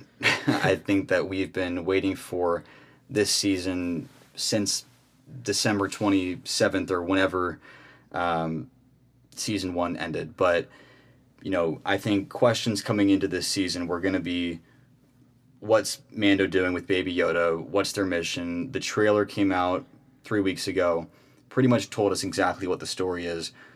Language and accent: English; Phoenix, Arizona, United States; I also am from Phoenix, Arizona